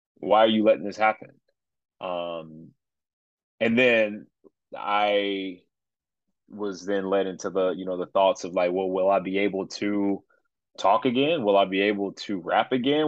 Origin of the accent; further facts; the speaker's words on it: Chicago, Illinois, United States; moved away as an adult; I'm originally from Chicagoland, moved away for a little while, but uh, now we back